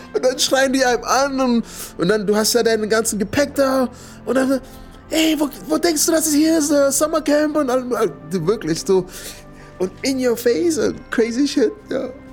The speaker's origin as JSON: {"language": "German", "country": "United States", "tie": "born or raised there", "also_born_or_lived": "California", "second_language": "German", "moved": "as an adult", "lives_now": "Berlin, Germany", "said": "Ich bin aufgewachsen in Amerika"}